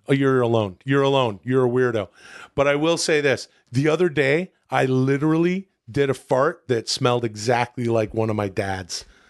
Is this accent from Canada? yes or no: yes; Canada; now in United States; I'm from Canada, where society is just a little bit different than it is here.